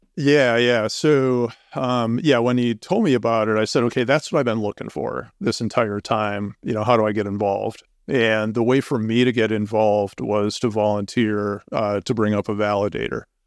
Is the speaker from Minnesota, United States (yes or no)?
yes; Minnesota, United States; moved away as an adult; now in Boulder, United States; I'm originally from Minnesota, and we moved to, uh, Colorado in two thousand six